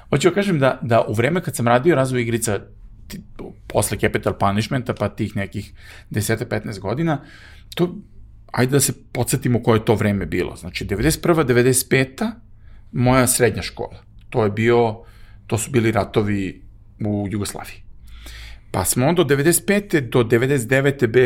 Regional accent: Serbia; I mi smo ovde imali zaista u Srbiji izuzetno nepre, teške prilike

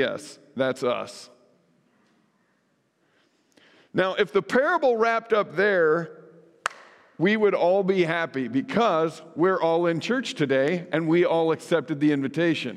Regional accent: central Illinois, United States; moved away as an adult; also born or lived in St. Louis, Missouri; now in Twin Cities, United States; I had lived in Illinois all my life. I grew up on a farm in central Illinois where my dad still raises beef cattle

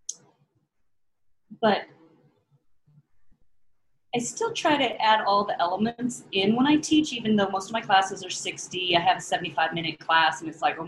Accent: California, United States; also born or lived in Santa Rosa, California; now in Occoquan, United States; I was born up in Santa Rosa, which is up north, hippie area. And then we ended up in Southern California when I was in middle school

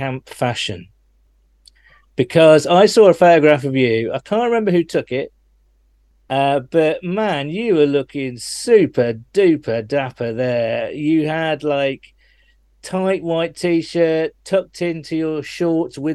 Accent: United Kingdom; you can tell I'm British by using the word pitch, not field

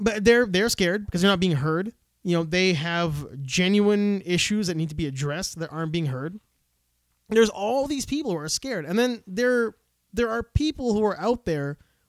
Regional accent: Canada; We're Canadian.

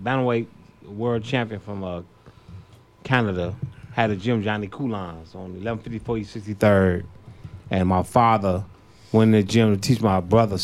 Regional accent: Chicago, Illinois, United States; South Side, 101st and Low.

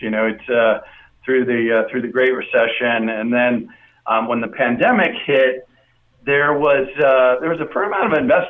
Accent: Las Vegas, Nevada, United States; So it was really exciting to have my hometown team, you know, come to Southern Nevada.

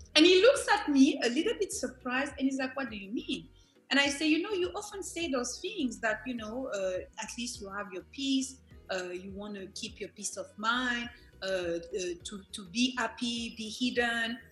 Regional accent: Benin; I am from Benin.

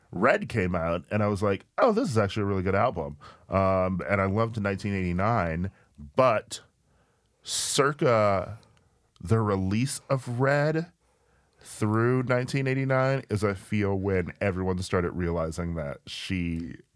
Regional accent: the South, United States; I grew up like in the South.

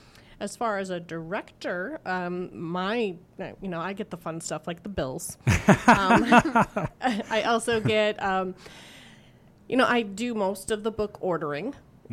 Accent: Fargo, North Dakota, United States; moved away as an adult; also born or lived in Indianola, Iowa / Minneapolis, Minnesota; now in Carlisle, United States; So I grew up in Fargo, North Dakota.

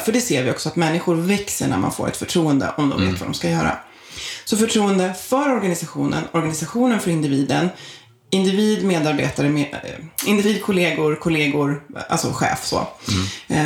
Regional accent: outside Stockholm, Stockholm County, Sweden; also born or lived in Isle of Man; född och uppvuxen utanför Stockholm

